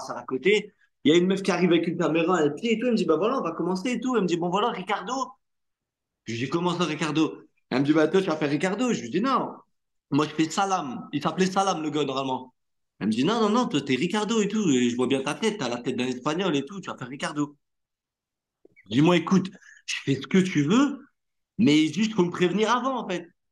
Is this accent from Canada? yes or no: no; Hauts-de-France, France; first language Arabic; French is a second language; je suis natif des Hauts-de-France